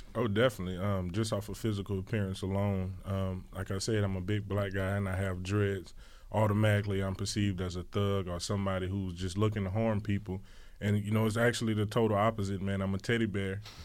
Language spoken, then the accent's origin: English; New Iberia, Louisiana, United States; moved away; New Iberia, Louisiana